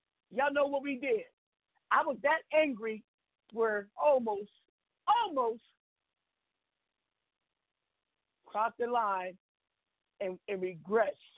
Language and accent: English; Seattle, Washington, United States; now in Arizona, United States; Seattle, Washington. That's my hometown, where I'm coming from